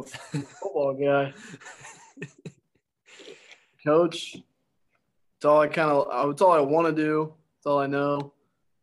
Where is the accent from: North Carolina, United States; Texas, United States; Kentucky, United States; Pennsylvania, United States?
Texas, United States; moved away as an adult; now in Ohio, United States; from Texas.